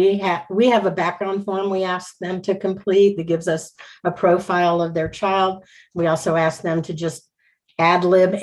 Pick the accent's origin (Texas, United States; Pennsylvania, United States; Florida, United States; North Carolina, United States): Texas, United States; Houston; I grew up in Houston